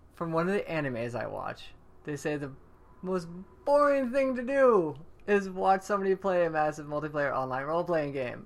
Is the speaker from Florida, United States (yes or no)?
yes; Orlando, Florida, United States; also born or lived in Tampa, Florida; now in Long Beach, United States; I'm from Orlando, Florida, and Tampa